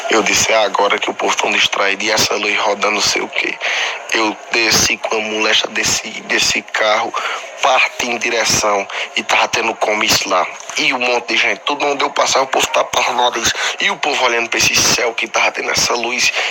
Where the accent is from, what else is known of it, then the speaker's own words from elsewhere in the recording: Milagres, Ceará, Brazil; sou daqui de Milagres, no Cariri, interior do Ceará, perto aqui de Max. Não tão perto que não dá pra ir a pé, né? Mas eu sou daqui.